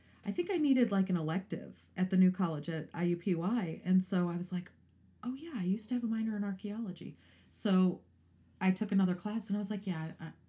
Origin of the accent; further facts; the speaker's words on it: Highland, Indiana, United States; moved away as an adult; also born or lived in East Chicago, Indiana; I was born in East Chicago. Grew up in Highland, all right. Indiana.